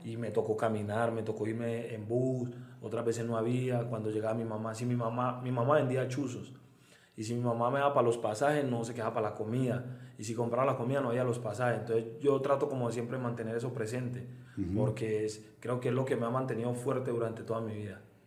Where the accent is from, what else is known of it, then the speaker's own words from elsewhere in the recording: Medellín, Antioquia, Colombia; moved away as an adult; now in San Cristóbal, Venezuela; soy exactamente de Belén. Vivo en un barrio que se llama Belén, eh, es un barrio muy grande. Y bueno, ahí, ahí, ahí estoy desde los 8 o 9 años